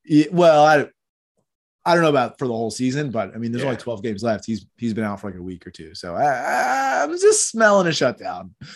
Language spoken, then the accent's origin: English; Philadelphia, Pennsylvania, United States; I grew up in Philadelphia